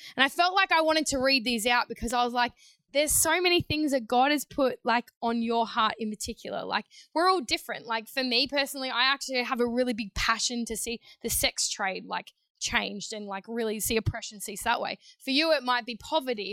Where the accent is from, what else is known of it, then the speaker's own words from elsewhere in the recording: Queensland, Australia; also born or lived in New South Wales; I was living in New South Wales at the time, Queensland girl, but grew up um, for a short period in New South Wales